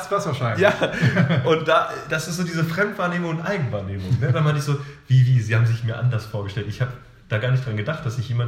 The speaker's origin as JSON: {"language": "German", "town": "Hanover", "region": "Lower Saxony", "country": "Germany", "said": "wir sind aus Hannover."}